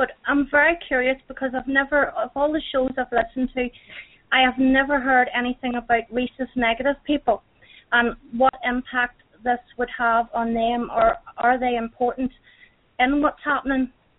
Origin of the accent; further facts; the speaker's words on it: Northern Ireland, United Kingdom; from Northern Ireland.